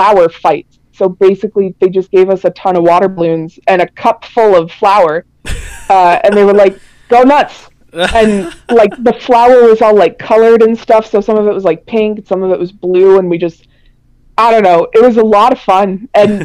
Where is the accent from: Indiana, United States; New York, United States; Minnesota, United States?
Minnesota, United States; I'm from Minnesota, and we have just a ton of natural forest area.